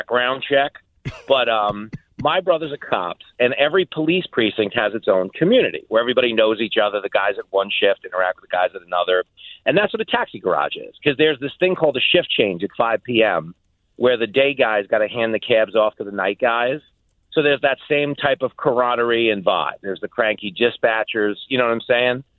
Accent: New York, United States

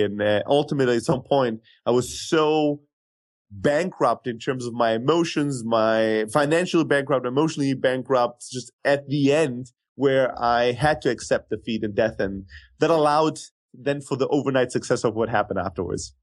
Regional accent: Germany; moved away as an adult; also born or lived in Greece; now in United States; I grew up in Germany

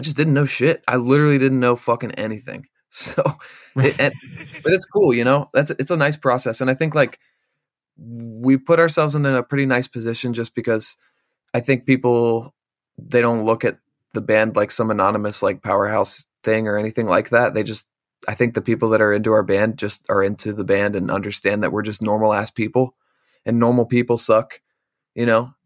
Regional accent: Bellefonte, Pennsylvania, United States; also born or lived in Carlisle, Pennsylvania; I'm actually from central Pennsylvania

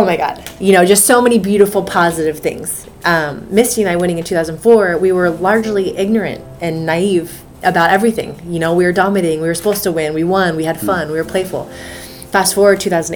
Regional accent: United States; I am an American

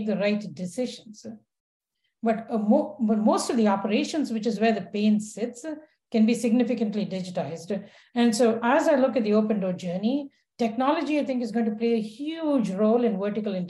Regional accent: India; moved away; growing up in India as a girl

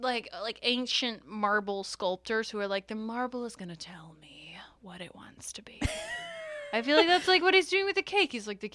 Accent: United Kingdom; I'm also British.

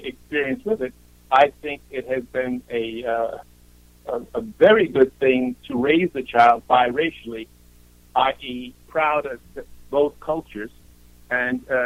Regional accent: New York City, New York, United States; moved away; also born or lived in Europe; to get out of the Bronx

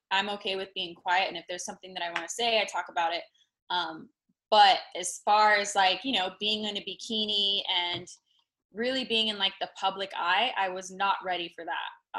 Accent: Las Vegas, Nevada, United States; moved away as an adult; now in Los Angeles, United States; I was born and raised in Vegas.

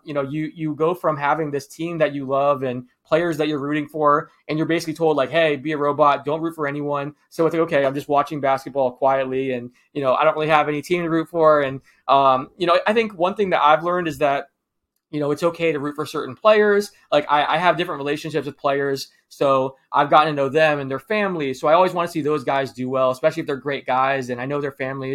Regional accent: Florida, United States; I grew up in Florida. I still live here.

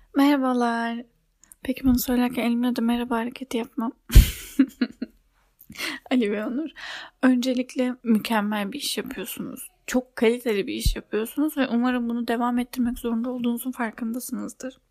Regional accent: Turkey; bizim Türklerde

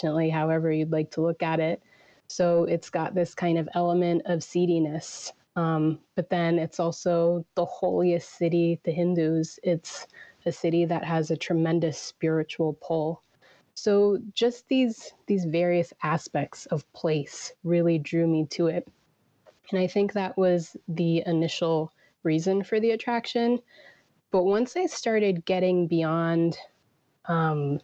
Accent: Virginia, United States; I was born in Virginia, you know, raised in America

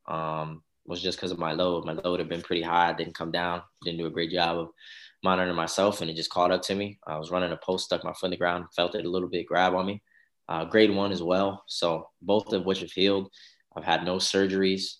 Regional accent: New Albany, Indiana, United States; also born or lived in Louisville, Kentucky; originally, I'm from New Albany, Indiana

